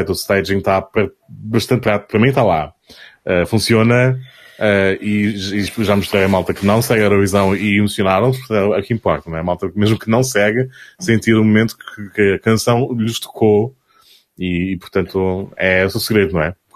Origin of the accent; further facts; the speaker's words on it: South Region, Brazil; Lembra que eu sou do Sul, eu não sou de São